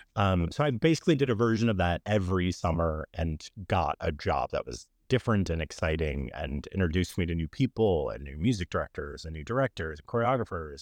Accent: Chicago, Illinois, United States; moved away as an adult; also born or lived in Florida; born and raised in Chicago, I left when I was eighteen for school

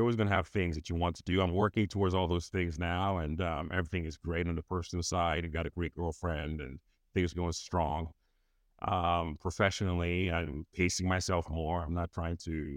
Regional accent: Nigeria; moved away as an adult; growing up in Nigeria

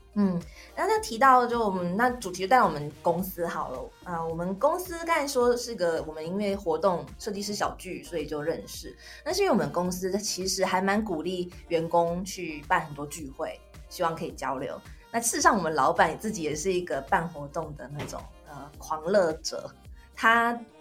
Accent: Taiwan; moved away as an adult; now in Japan; 你怎么知道我是台湾人

